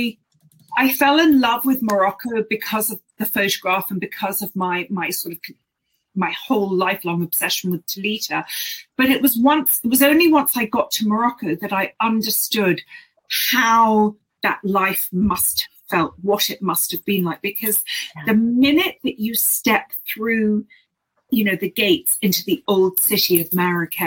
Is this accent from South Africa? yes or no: no; London, United Kingdom; I'm from London